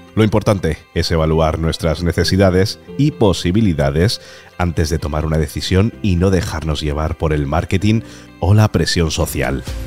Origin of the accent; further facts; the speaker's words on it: Talavera de la Reina, Castilla-La Mancha, Spain; moved away; cuando voy a Talavera, que es mi tierra